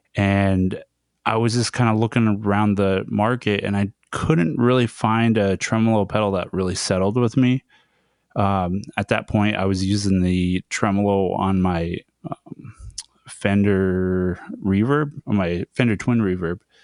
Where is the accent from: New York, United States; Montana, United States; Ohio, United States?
Montana, United States; Browning; my hometown, uh, Browning in Montana